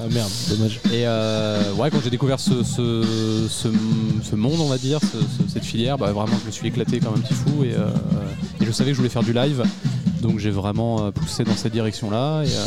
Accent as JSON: {"language": "French", "area": "Charente", "region": "Nouvelle-Aquitaine", "country": "France", "tie": "born or raised there", "said": "j'étais dans une école de musique, du coup, euh, quand j'étais petit en Charente"}